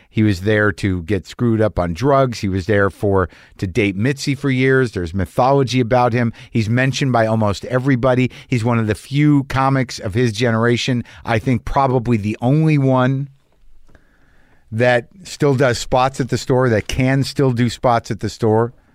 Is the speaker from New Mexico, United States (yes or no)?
yes; New Mexico, United States; I grew up in New Mexico